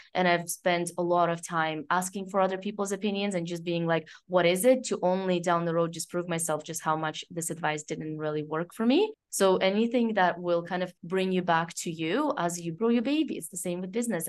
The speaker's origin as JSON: {"language": "English", "country": "Canada", "tie": "born or raised there", "moved": "yes", "lives_now": "France", "said": "I grew up in Canada"}